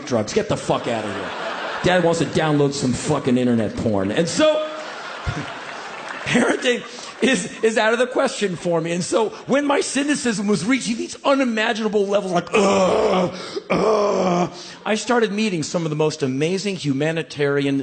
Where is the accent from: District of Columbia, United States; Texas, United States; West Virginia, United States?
District of Columbia, United States; Washington; moved away as an adult; I grew up in Washington, D.C., seeing a few things in the streets of my hometown